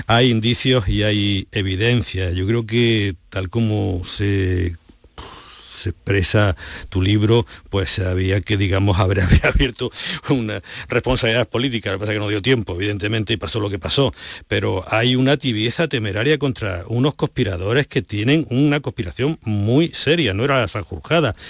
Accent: Granada, Andalusia, Spain; Soy de Granada

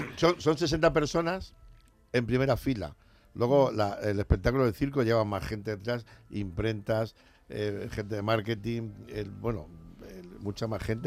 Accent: Elche, Valencian Community, Spain; yo soy de Alicante, de, de, Elche

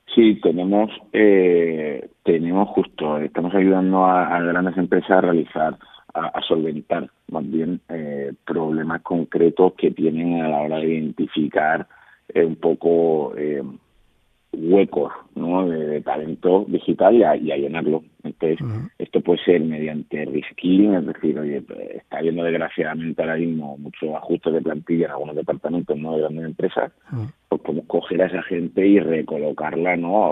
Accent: Málaga, Andalusia, Spain; moved away; el orgullo ¿no? que siento de ser malagueño

